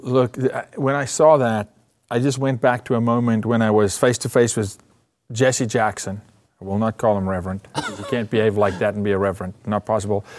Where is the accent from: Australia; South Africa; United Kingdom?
South Africa; now in United States; I'm from South Africa